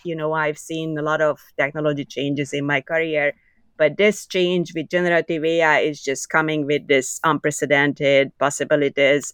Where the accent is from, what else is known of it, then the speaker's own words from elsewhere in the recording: Budapest, Hungary; English is a second language; moved away as an adult; now in Canada; I was born in Budapest, Hungary, as you could probably hear from my accent.